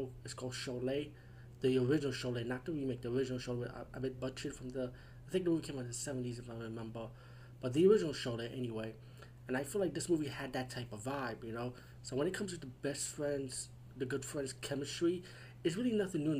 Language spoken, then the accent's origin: English; United States; I'm from the USA